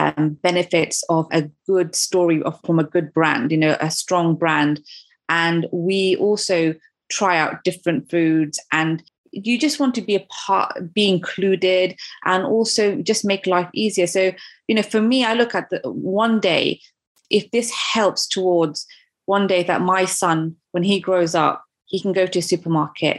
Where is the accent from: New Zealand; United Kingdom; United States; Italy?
United Kingdom; I'm also a British mum